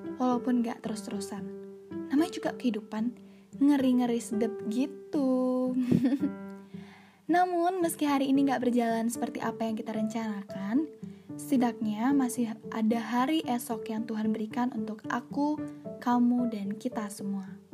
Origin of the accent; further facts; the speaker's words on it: Bali, Indonesia; also born or lived in Bandung; Aku lahir di Bandung dan dibesarkan di Bali